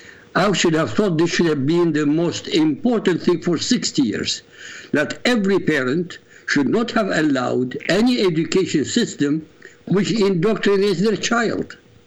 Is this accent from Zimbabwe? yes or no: no; Iraq; moved away; also born or lived in England; I come from Iraq, when I first arrived to England